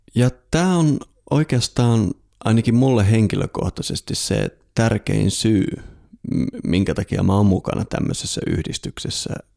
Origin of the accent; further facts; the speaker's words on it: Lapland, Finland; Itse olen kotoisin sieltä, missä aurinko ei talvipäivän seisauksena edes nouse.